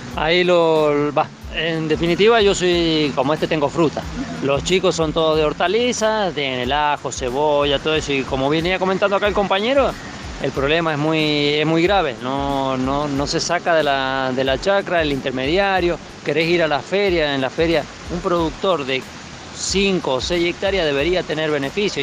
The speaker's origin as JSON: {"language": "Spanish", "town": "Fray Luis Beltrán", "region": "Mendoza", "country": "Argentina", "said": "soy de Fralí Beltrán"}